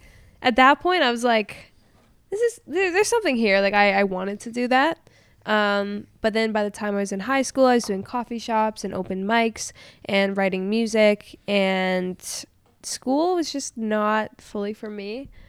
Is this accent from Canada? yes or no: yes; Winnipeg, Manitoba, Canada; moved away as an adult; also born or lived in Los Angeles; I grew up in Winnipeg. I'm from Winnipeg. Technically, my license is still Winnipeg. I haven't officially moved, but COVID kind of brought me here. And then I've been in LA, so I'm kind of a nomad at this point in my life.